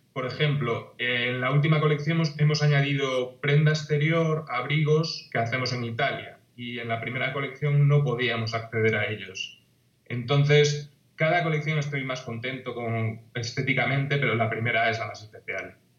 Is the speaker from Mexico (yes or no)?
no; A Coruña, Galicia, Spain; yo soy de La Coruña, de una ciudad de Galicia que está situada en la costa